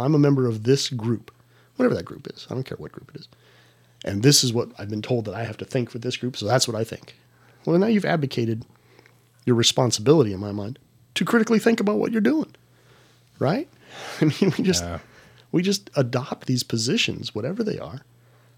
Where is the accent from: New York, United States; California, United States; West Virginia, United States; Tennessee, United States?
California, United States; San Diego; moved away; I'm from San Diego